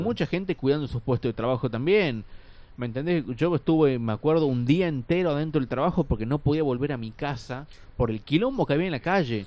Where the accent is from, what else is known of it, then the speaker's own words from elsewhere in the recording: Tucumán, Argentina; como tucumanos, por ejemplo, o como tucumanas acá